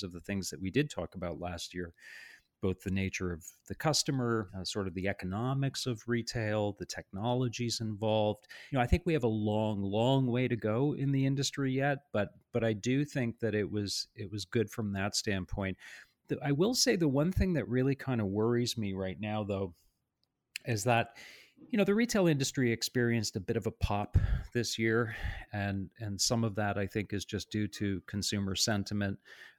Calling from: Toronto, Ontario, Canada; I'm in our offices in Toronto today.

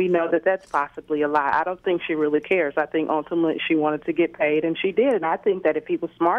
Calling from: St. Louis, Missouri, United States; I'm calling from St. Louis.

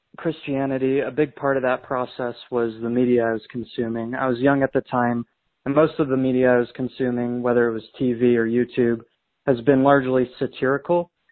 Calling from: Arizona, United States; I'm calling in from Arizona

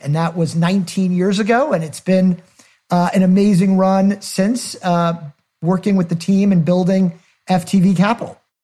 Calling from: Connecticut, United States; I'm calling in from Connecticut

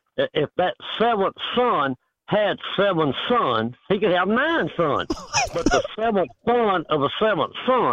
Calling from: Texas, United States

